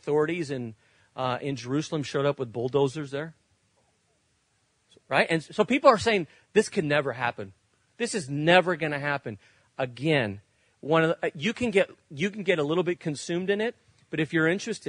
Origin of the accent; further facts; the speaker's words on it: Spain; moved away; When I grew up in Spain